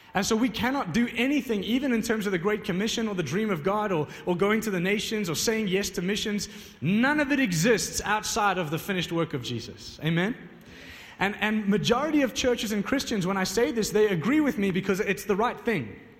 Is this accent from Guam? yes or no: no; Johannesburg, Gauteng, South Africa; I'm not from uh, Pretoria, I'm from Johannesburg